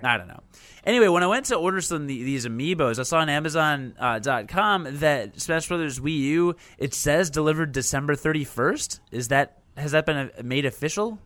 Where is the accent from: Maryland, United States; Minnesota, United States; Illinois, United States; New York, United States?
Illinois, United States; Chicago; I'm from Chicago